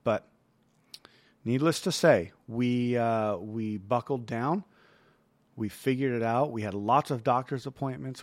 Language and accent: English; United States; as American